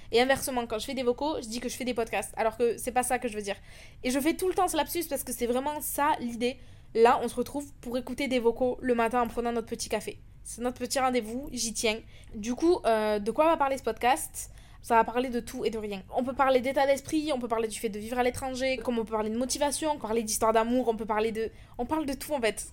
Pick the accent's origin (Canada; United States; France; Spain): France; moved away as an adult; also born or lived in London, United Kingdom; now in Dubai, United Arab Emirates; j'ai quitté la France en 2021